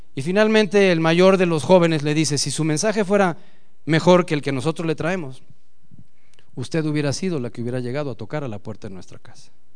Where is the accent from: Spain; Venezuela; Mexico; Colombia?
Mexico; como nacos mexicanos no pronunciamos como debe de ser la palabra